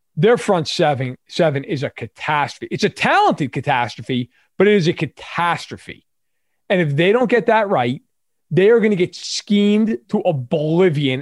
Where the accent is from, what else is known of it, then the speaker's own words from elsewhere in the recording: New York, United States; I grew up in New York.